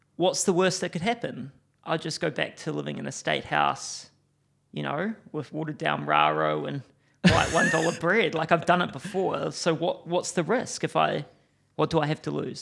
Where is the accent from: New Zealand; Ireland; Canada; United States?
New Zealand; Timaru, Canterbury; I grew up in Timaru